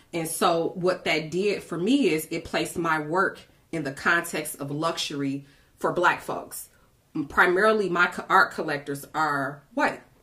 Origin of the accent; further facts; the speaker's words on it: Detroit, Michigan, United States; I'm a seven mile girl. I grew up in Detroit, West mm-hmm. Side